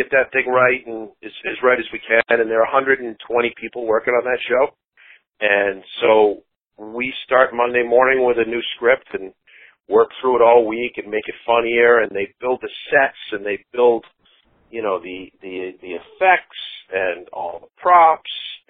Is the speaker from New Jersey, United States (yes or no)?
no; Boston, Massachusetts, United States; moved away; I grew up in Boston